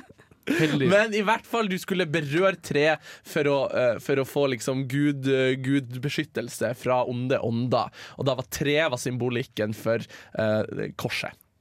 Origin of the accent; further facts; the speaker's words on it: Hamarøy, Nordland, Norway; moved away; min hund hjemme på Hamarøy, uh, som jeg kun ser uh, i feriene